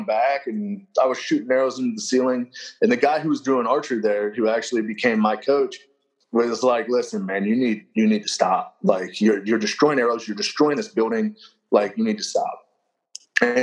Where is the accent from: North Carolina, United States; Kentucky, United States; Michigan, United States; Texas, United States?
Kentucky, United States; moved away; also born or lived in Tennessee; I'm originally from Kentucky